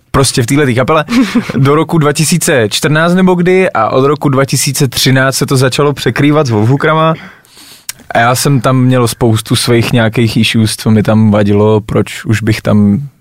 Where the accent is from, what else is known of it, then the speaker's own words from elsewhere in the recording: Moravia, Czechia; já jsem Moravák.